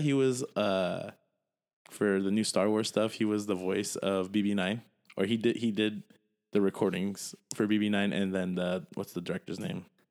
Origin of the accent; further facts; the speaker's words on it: United States; I'm American